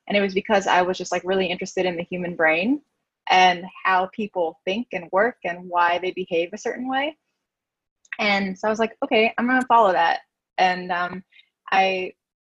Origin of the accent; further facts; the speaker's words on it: New York City, New York, United States; I'm from New York City, born and raised